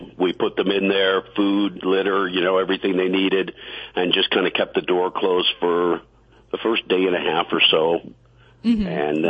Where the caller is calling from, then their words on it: Custer, South Dakota, United States; also born or lived in Colorado; I'm calling from Custard, South Dakota.